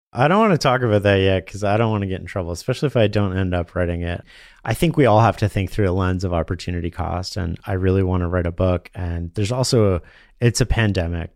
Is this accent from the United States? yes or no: no; Canada; being Canadian and naturally trusting